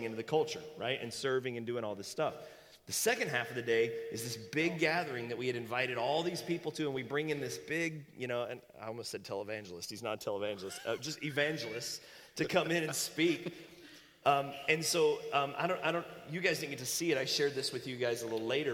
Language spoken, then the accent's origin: English; the Bible Belt, Southern United States, United States; now in Medford, United States; growing up in the Bible Belt